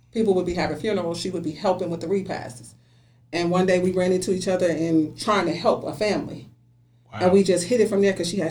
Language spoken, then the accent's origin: English; Richmond, California, United States; also born or lived in Dallas, Texas; I grew up here in Richmond. Been here since 89